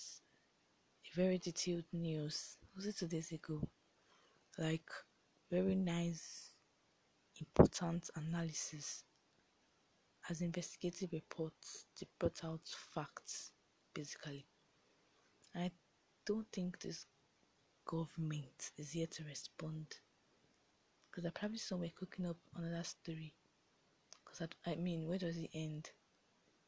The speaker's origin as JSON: {"language": "English", "country": "Nigeria", "said": "being a Nigerian and living in Nigeria"}